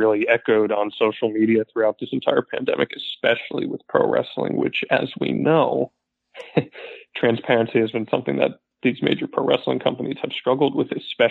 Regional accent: New Jersey, United States; now in Florida, United States; I'm originally from New Jersey, you know, New York City area

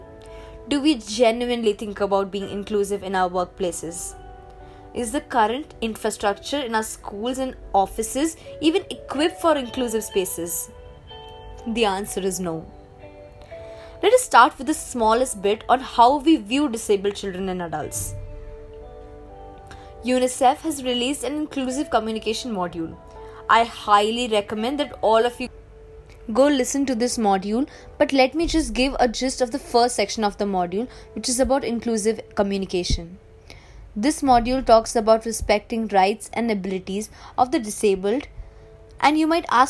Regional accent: Delhi, India; Growing up in Delhi, I remember parading with my friends for Kanchak Puja

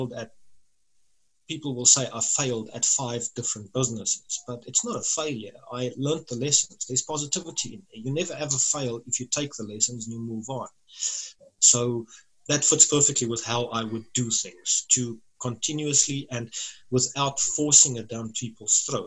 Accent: South Africa; as a South African

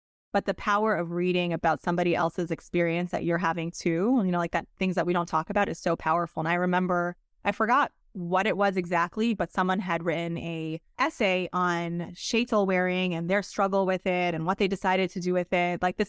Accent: Monsey, New York, United States; So I grew up in New York, in Muncie, New York, the youngest of five kids.

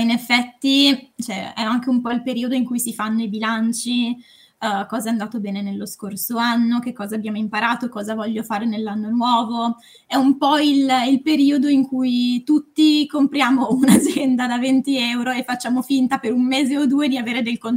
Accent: Varese, Lombardy, Italy; now in Milan, Italy; um, ho 27 anni, sono di Varese ma vivo, vivo a Milano

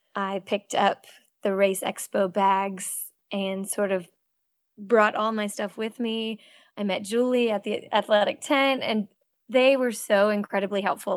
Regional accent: Cape Cod, Massachusetts, United States; also born or lived in Connecticut; now in North Carolina, United States; I grew up swimming in Cape Cod and teaching swim lessons

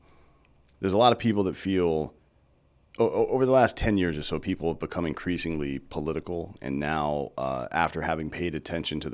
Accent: the South, United States; I was raised in the South.

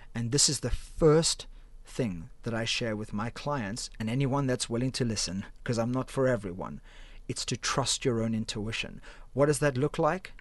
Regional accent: Cape Town, Western Cape, South Africa; moved away as an adult; now in United Kingdom; I'm originally from Cape Town, South Africa

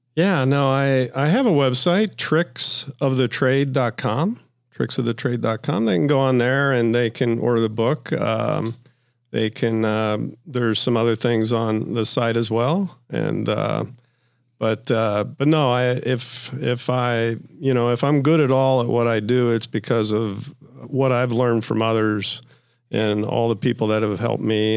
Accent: Ohio, United States; I'm from Ohio

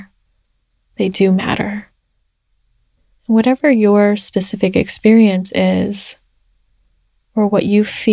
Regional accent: United States; being Chinese American

